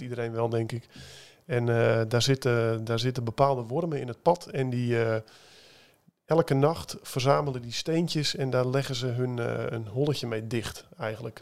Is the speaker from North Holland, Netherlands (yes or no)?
yes; Wieringermeer polder, North Holland, Netherlands; moved away; Ik kom uit de Wieringenmeerpolder, ben ik opgegroeid